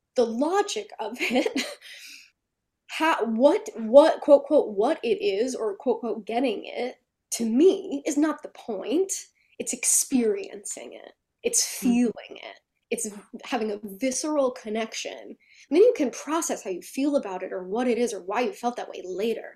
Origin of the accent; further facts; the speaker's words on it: New Jersey, United States; I'm from Jersey.